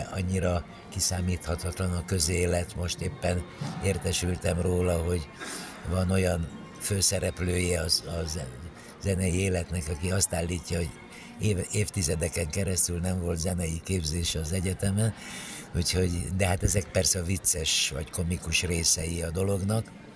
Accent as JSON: {"language": "Hungarian", "town": "Cluj-Napoca", "region": "Cluj County", "country": "Romania", "tie": "born or raised there", "also_born_or_lived": "Bucharest / Budapest / Paris", "moved": "as an adult", "lives_now": "Hungary", "said": "muzsikus családba születtem Kolozsváron, ott a nagynevű zenei liceumban végeztem a tanulmányaimat, utána Bukarestbe kerültem"}